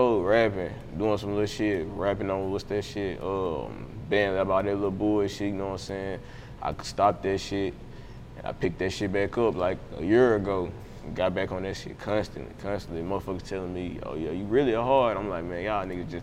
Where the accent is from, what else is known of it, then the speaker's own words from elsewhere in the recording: Magnolia, Arkansas, United States; moved away as an adult; now in Texas, United States; I'm from Magnolia, South Arkansas. Shit, the country of Arkansas, you feel me? Shit, but, I just moved to Texas, though